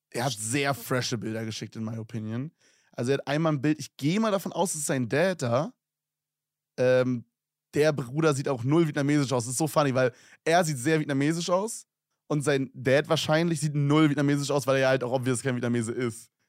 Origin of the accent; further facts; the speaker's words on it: Switzerland; born there; ich bin 17 Jahre jung, bin 1,72 groß und bin geboren in der Schweiz